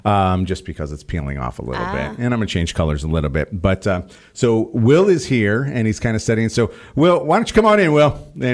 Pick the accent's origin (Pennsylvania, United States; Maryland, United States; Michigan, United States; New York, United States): New York, United States; I never had it. I'm from New York. We don't use words like TT for that anyway.